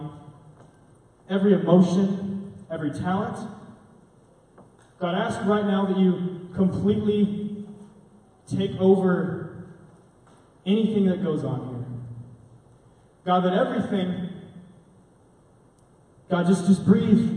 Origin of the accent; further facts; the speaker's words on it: Arlington, Texas, United States; also born or lived in Granbury, Texas; I grew up in Arlington, Texas. I was born in Granbury, moved to Arlington when I was a baby